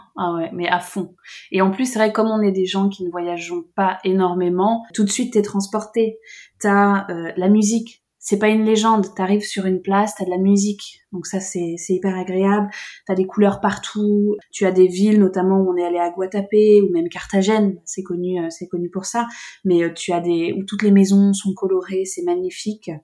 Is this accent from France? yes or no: yes; south of France, France; on vient du sud de la France